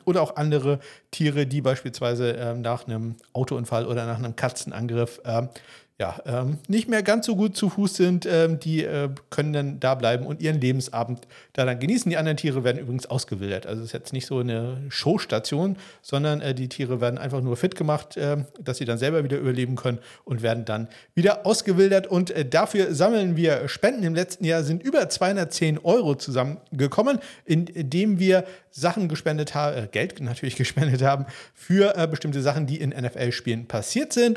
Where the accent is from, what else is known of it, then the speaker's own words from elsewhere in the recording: places near Kiel, Schleswig-Holstein, Germany; Ortschaften hier in der Nähe, inklusive den Orten quasi, wo ich aufgewachsen bin